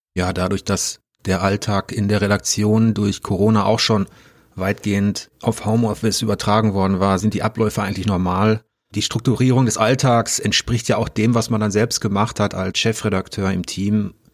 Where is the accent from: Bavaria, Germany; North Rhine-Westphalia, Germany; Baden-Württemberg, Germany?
North Rhine-Westphalia, Germany; als Westfale